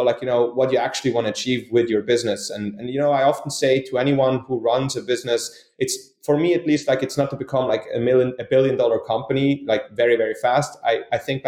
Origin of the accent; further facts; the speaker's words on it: Switzerland; moved away as an adult; now in United States; I grew up in Switzerland. I'm Swiss. I moved to the United States